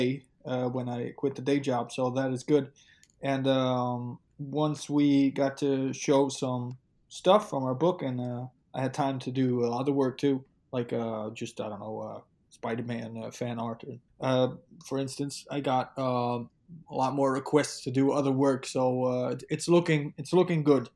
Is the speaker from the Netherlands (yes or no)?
yes; Netherlands; I'm from the Netherlands